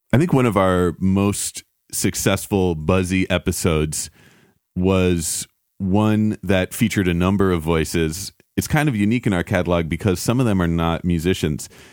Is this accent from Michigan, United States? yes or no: no; New York City, New York, United States; moved away as an adult; also born or lived in California; now in Los Angeles, United States; I grew up in New York City, and then we swapped coasts eventually